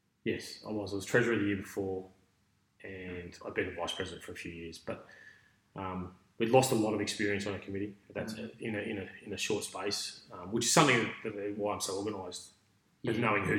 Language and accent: English; Melbourne, Victoria, Australia; also born or lived in Ipswich, Australia; Yeah, I grew up in Melbourne. We moved there when I was about 12, I think, 12, 13.